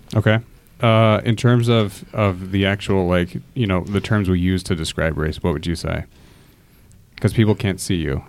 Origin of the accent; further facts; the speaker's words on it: Fort Wayne, Indiana, United States; growing up in Fort Wayne, which is predominantly white